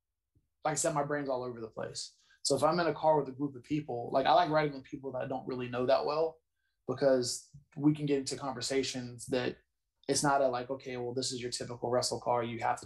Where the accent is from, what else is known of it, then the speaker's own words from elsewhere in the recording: North Carolina, United States; born there; And I was born in North Carolina, so I like it's special anytime I get to wrestle in North Carolina